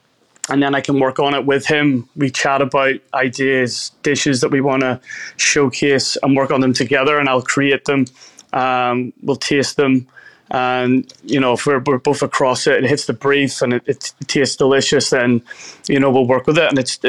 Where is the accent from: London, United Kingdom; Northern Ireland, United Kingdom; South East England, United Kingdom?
Northern Ireland, United Kingdom; Belfast; moved away as an adult; now in Australia; So I grew up in Belfast, a city in Northern Ireland. I lived there for 27 years of my life before coming to Australia.